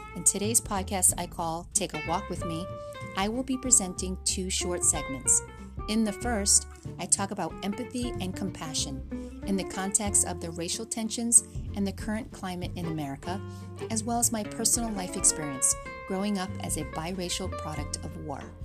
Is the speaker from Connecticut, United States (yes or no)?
yes; Connecticut, United States; also born or lived in Philippines; After crossing an ocean and three thousand American miles, we settled in Connecticut